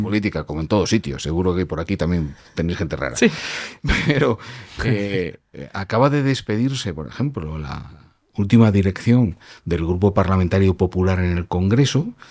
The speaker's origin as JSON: {"language": "Spanish", "country": "Germany", "tie": "born or raised there", "also_born_or_lived": "Madrid", "moved": "yes", "lives_now": "Spain", "said": "Yo nací en Alemania"}